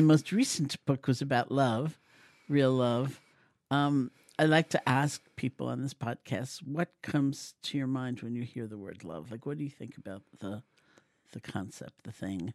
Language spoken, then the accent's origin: English; New York City, New York, United States; born or raised there